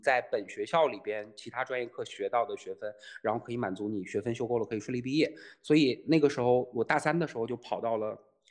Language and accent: Chinese; Tieling, Liaoning, China; now in Shanghai, China; 来自宇宙的尽头李雪琴的故乡赵本山口中的大城市铁岭